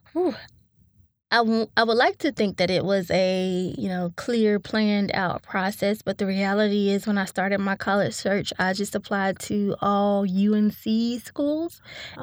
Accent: Winston-Salem, North Carolina, United States; I grew up in Winston-Salem, North Carolina, to a single mom

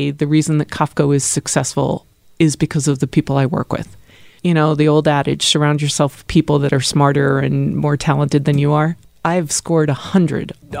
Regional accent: Acton, Massachusetts, United States; moved away as an adult; now in Philadelphia, United States; I actually grew up just outside of Boston.

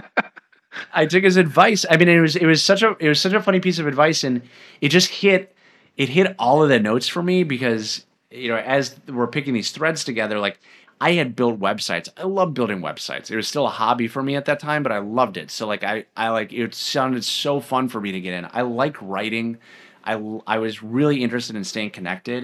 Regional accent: Medina, Minnesota, United States; also born or lived in Edina, Minnesota / Bloomington, Minnesota / East Coast; moved out to Medina, Minnesota, um, kind of right on the edge of Plymouth, and that is where I grew up, um, all through elementary school, middle school

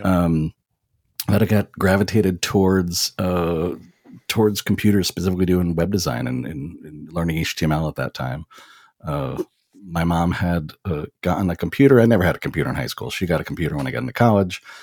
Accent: New York, United States; moved away as an adult; now in Florida, United States; I was born and raised in New York

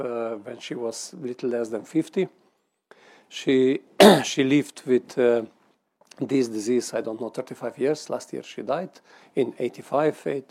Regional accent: Slovenia; I'm from Slovenia

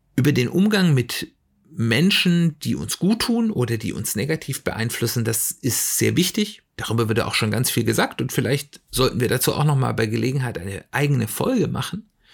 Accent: Germany; wir als Deutsche

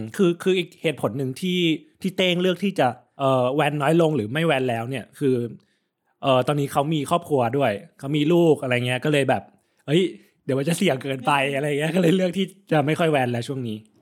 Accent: Thailand; ผมเป็นคนต่างจังหวัด

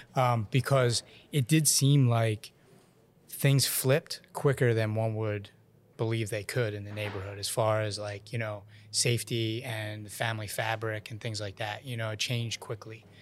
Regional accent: Ontario, Canada; I'm from Fronton, Ontario

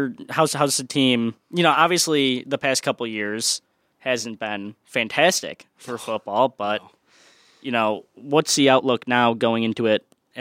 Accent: Chicago, Illinois, United States; moved away; Because I'm from Chicago

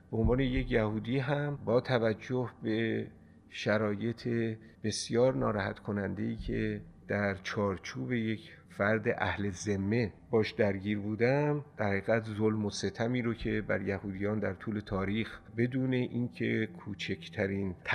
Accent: Tehran, Tehran Province, Iran; born there; also born or lived in Kermanshah / Borujerd; من در تهران به دنیا آمدم دو ساله بودم به کرمانشاه رفتم به خاطر اینکه پدرم کارمند اداره قلو نان وزارت دارایی بوده و بعد در سن هفت سالگی کلاس اول ابتدایی که تموم کردم با خانواده به بروجرد رفتیم

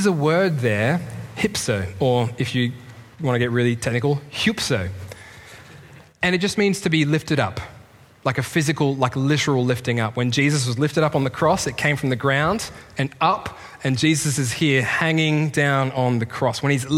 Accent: Australia; moved away; As an Australian in the Commonwealth

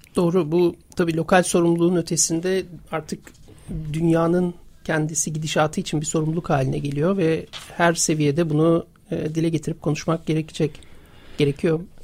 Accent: İzmir, Turkey; moved away as an adult; now in Istanbul, Turkey; ben İzmirliyim. 1999'da İstanbul'a geldim yaşamak için

